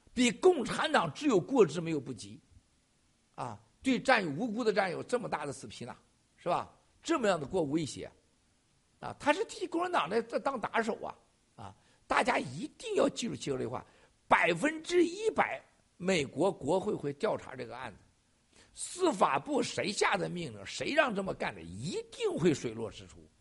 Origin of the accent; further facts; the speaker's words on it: China; moved away; 我们中国人